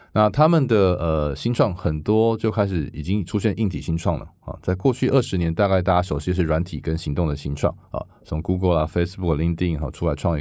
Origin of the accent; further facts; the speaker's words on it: Taiwan; moved away as an adult; now in Silicon Valley, United States; 我是台湾来的，而且我认识台湾很多制造业，我在台湾又组过一个物联网的这个生态系